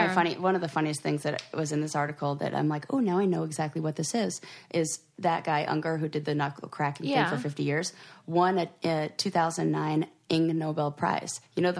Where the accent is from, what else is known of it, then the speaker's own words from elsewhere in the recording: Thousand Oaks, California, United States; Thousand Oaks, which is where my hometown.